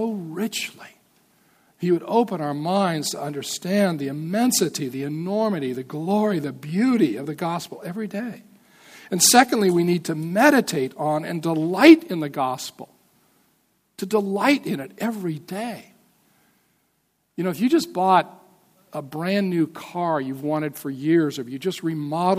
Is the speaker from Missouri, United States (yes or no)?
no; Montana, United States; I'm from Montana